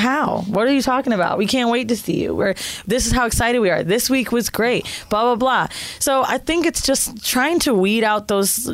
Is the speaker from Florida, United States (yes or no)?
yes; Orlando, Florida, United States; also born or lived in San Francisco / Miami; I grew up in Orlando